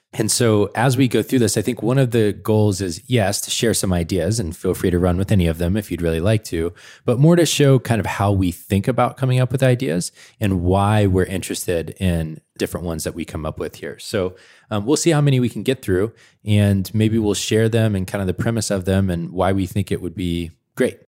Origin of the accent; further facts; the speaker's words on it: Atlanta, Georgia, United States; moved away; I'm from Atlanta originally